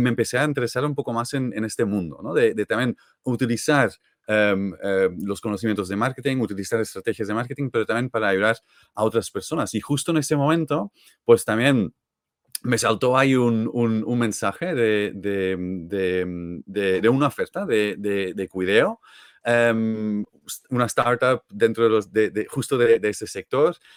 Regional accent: Belgium; Spanish is a second language; moved away as an adult; now in Barcelona, Spain; no soy de aquí de toda la vida, así que yo soy de Bélgica

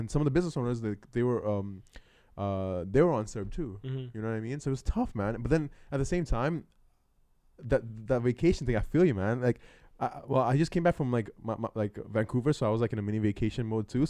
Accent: Sri Lanka; born there; also born or lived in Hong Kong; I wasn't born there. No, I was born in Sri Lanka. Then moved to Hong Kong and then came here.

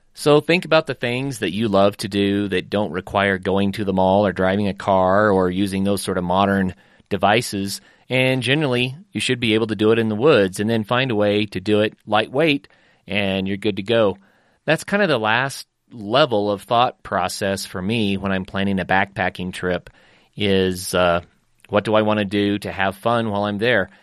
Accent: northeastern Oklahoma, United States; growing up in Oklahoma

